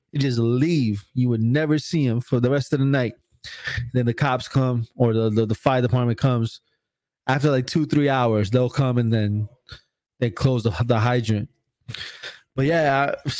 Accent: Newark, New Jersey, United States; I'm from Newark, New Jersey, so we used to have this big skating ring

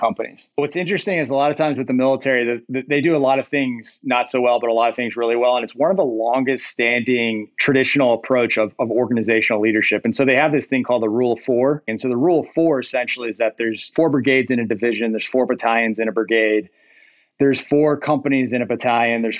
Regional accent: Rust Belt, United States; I grew up in the Rust Belt to some degree

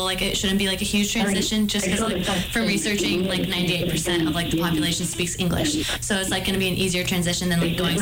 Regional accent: Southern California, United States; moved away as an adult; I am from Southern California, so, like, my, like, graduating, like, high school class was over, like, 600

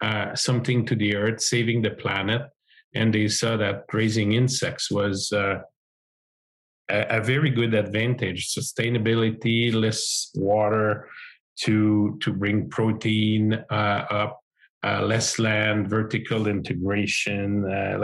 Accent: Montreal, Quebec, Canada; I'm an agrologist from the Montreal area in Quebec.

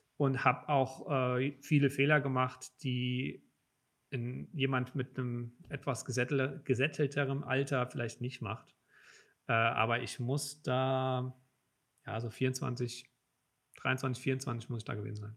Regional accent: Hunsrück, between Mainz and Koblenz, Rhineland-Palatinate, Germany; now in Frankfurt, Germany; Ich komme vom Land

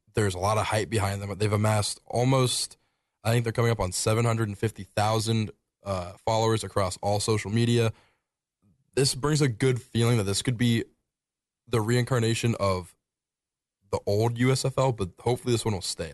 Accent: Springfield, Ohio, United States; moved away; my hometown of Springfield

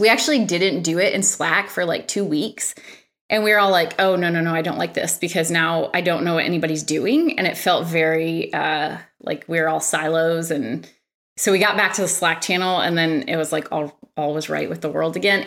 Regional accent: Michigan, United States; moved away; I'm from Michigan and, uh, one of my colleagues works in Michigan, so I was home last week

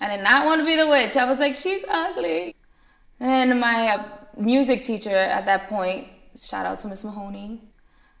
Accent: Jersey City, New Jersey, United States; also born or lived in Madison, New Jersey; Born and raised in Jersey City

